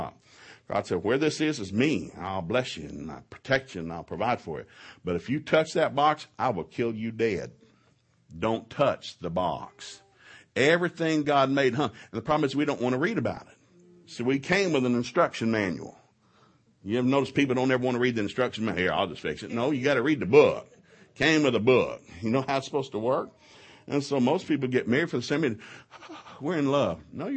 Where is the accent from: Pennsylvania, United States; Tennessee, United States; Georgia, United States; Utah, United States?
Tennessee, United States; Ducktown; now in Oklahoma, United States; we grew up in East Tennessee